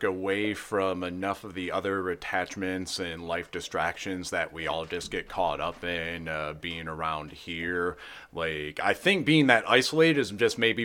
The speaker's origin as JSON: {"language": "English", "area": "Monroe County", "region": "Michigan", "country": "United States", "tie": "born or raised there", "also_born_or_lived": "Chicago", "said": "people I grew up with in Monroe County"}